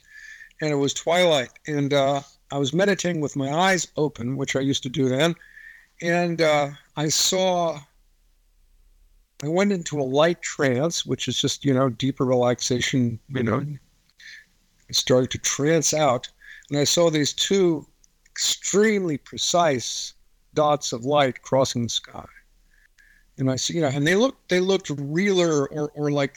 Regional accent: Marin County, California, United States; now in Kentucky, United States; I'm in Kentucky right now, but I grew up in Marin County, California

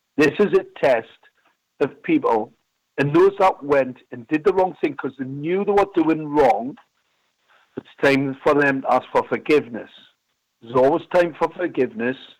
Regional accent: Gateshead, North East England, United Kingdom; I was born in a place called Ben Sham

